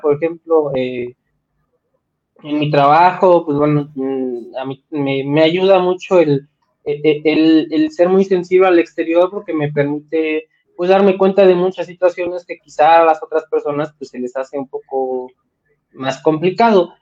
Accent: Mexico; soy mexicano, soy latino, tengo otras costumbres

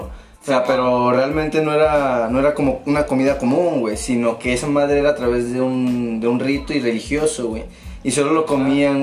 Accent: Mexico; Como mexicanos

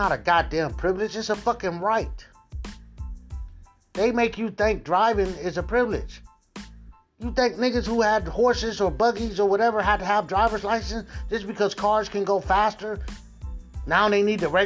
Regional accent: United States; we are one of the most religious countries

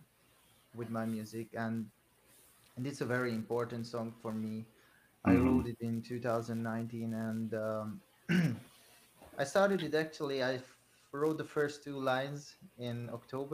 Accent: Hungary; English is a second language; I'm actually from Hungary, not from Ukraine.

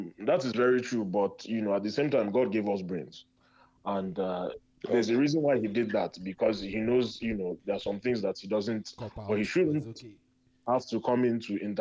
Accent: Nigeria; now in Chicago, United States; as a Nigerian, as a young Nigerian

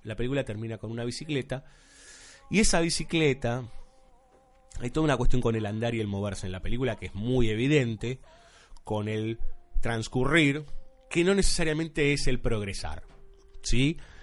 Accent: Argentina; aquí en Buenos Aires, nosotros que somos argentinos

